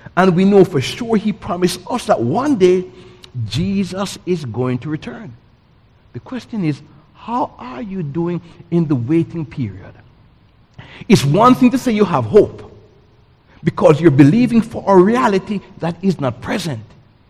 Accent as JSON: {"language": "English", "country": "Jamaica", "moved": "yes", "lives_now": "United States", "said": "I came from Jamaica in 1984."}